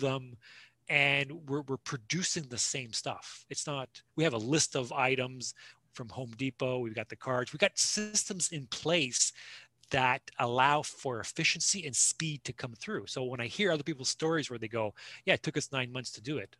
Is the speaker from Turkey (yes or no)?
no; Toronto, Ontario, Canada; now in Kingston, Canada; I'm born and raised in Toronto, but I live in Kingston. I've been in Kingston for like 28 years